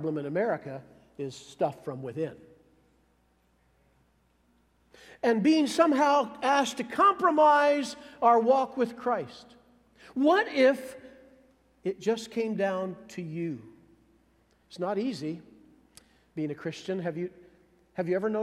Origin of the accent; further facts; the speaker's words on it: Iowa, United States; now in Missouri, United States; I grew up in Iowa